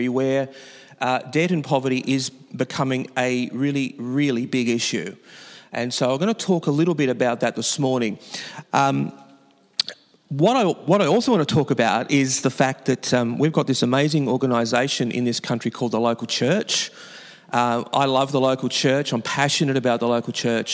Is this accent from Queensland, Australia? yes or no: no; Newcastle, New South Wales, Australia; I come from Newcastle, which is the capital of New South Wales, above a little city called Sydney.